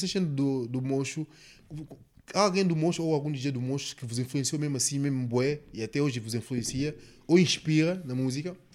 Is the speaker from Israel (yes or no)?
no; Neves, Lembá, São Tomé & Príncipe; moved away; eu sou santo santomense, ponto final. Sou de Lembá